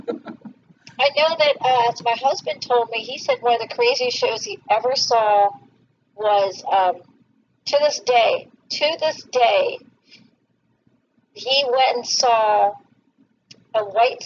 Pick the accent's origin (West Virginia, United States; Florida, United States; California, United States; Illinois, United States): Florida, United States; South; I grew up in South Florida